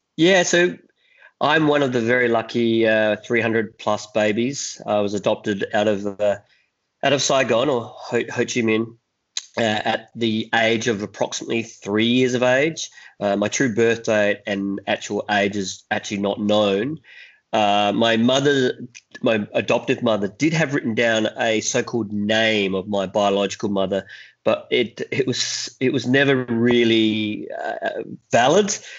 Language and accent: English; Adelaide, South Australia, Australia; also born or lived in Vietnam; I was raised in Adelaide